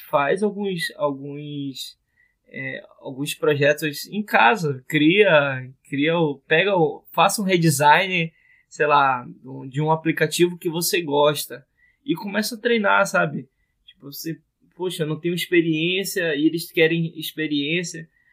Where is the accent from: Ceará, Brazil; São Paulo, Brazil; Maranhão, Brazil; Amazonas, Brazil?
Amazonas, Brazil; Manaus; o pessoal aqui da minha terra tá fazendo, Manaus, Amazonas